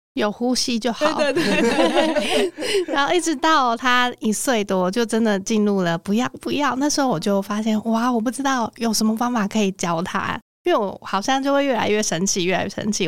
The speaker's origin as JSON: {"language": "Chinese", "town": "Miaoli", "region": "Miaoli County", "country": "Taiwan", "tie": "born or raised there", "moved": "yes", "lives_now": "Taipei, Taiwan", "said": "我是在苗栗长大"}